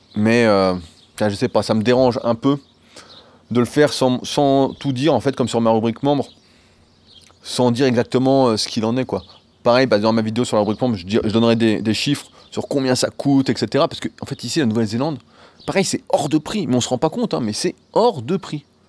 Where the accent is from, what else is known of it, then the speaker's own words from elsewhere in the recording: France; also born or lived in Annecy; en tant que Français